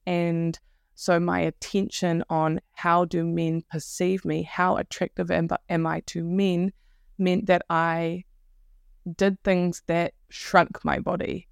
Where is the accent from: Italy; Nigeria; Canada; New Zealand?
New Zealand; Wellington; I'm from Aotearoa, New Zealand, uh, Wellington in particular